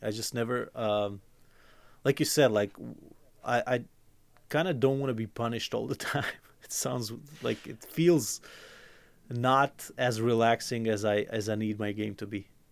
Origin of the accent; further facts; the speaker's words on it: Croatia; I'm from Croatia